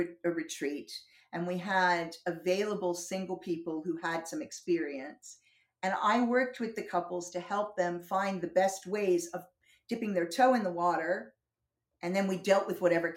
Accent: New Jersey, United States; moved away as an adult; also born or lived in Boston / North Carolina / Southern California; now in London, United Kingdom; I've been here 32 years. But I grew up in New Jersey

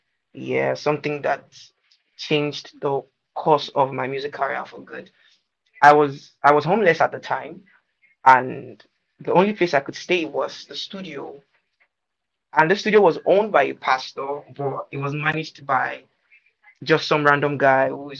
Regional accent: Lagos, Nigeria; also born or lived in Ndokwa West, Delta State; I'm from Nigeria. I was born in Lagos, Nigeria, but I'm originally from Ndokwa West local government of Delta State.

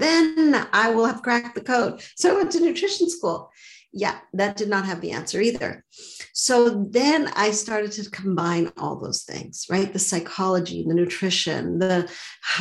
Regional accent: Montreal, Quebec, Canada; now in Boston, United States; So I grew up in Montreal. I live in Boston now, but I grew up in Montreal.

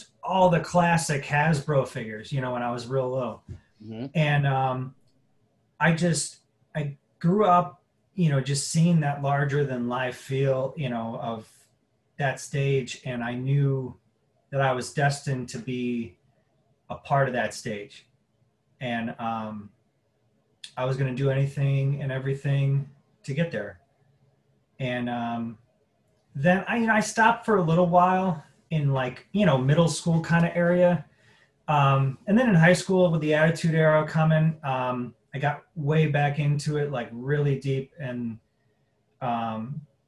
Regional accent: Crown Point, Indiana, United States; moved away as an adult; also born or lived in Las Vegas; I am originally from Crown Point, Indiana. Born and raised there

